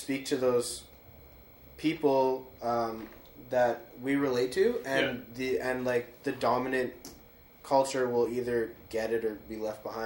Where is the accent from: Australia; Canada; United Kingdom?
Canada; we all like all of us, as well as like a couple like other writers for the Enemy, are first generation Canadians